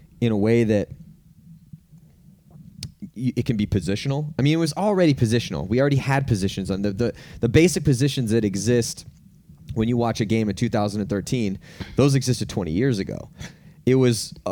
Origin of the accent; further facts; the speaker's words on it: California, United States; I'm from California